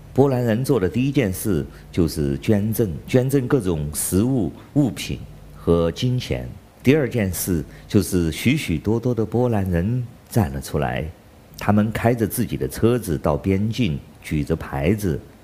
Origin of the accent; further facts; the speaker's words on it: China; 我是来自中国大陆的